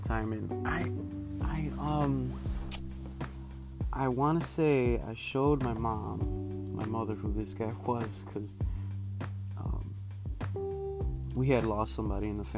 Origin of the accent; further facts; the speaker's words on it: Chicago, Illinois, United States; I am from Chicago